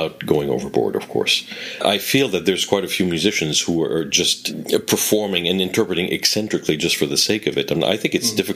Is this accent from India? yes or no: no; Quebec, Canada; accent: Quebec French; which are not uh, Quebec. I tend to be a little bit of a chameleon and change my accent a little bit to uh, to sound more international, because uh, above all, I want to be understood. Because if I really spoke the way I spoke at home